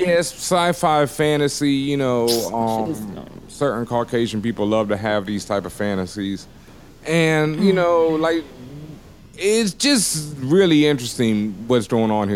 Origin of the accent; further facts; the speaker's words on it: the South, United States; I grew up in the South